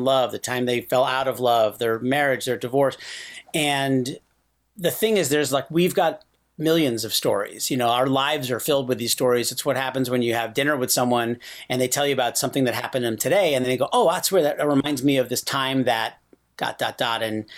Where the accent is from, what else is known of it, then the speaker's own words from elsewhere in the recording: Rochester, New York, United States; moved away; also born or lived in San Francisco; When I was growing up in Rochester, like I was always in the plays in school